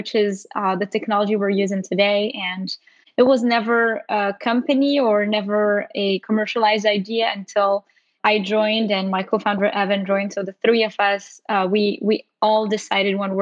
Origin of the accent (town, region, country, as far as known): Morocco; moved away as an adult; now in United States